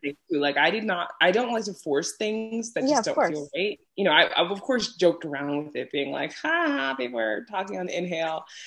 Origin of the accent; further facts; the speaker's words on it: New York City, New York, United States; moved away as an adult; now in Iceland; I'm from New York City, specifically oh. in Brooklyn, and was born and raised there before moving to Iceland